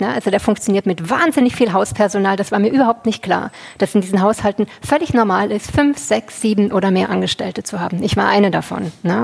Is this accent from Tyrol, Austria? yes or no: no; Vorarlberg, Austria; also born or lived in Switzerland; now in Germany; ich bin in Österreich aufgewachsen, in der Schweiz aufgewachsen, lebe jetzt in Deutschland.